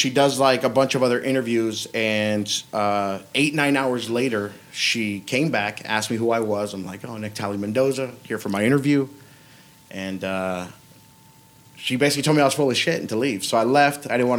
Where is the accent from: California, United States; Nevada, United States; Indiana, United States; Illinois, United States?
Nevada, United States; North Las Vegas; also born or lived in Mexico; I grew up in North Las Vegas, Civic Center and Owens in the Third World Projects, right?